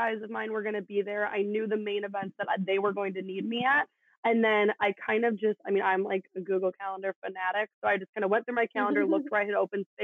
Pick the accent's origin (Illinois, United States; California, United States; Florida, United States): Illinois, United States; Chicago; growing up in Chicago